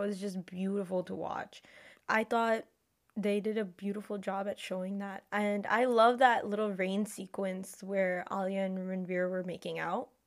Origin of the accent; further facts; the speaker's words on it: Delhi, India; I'm from Delhi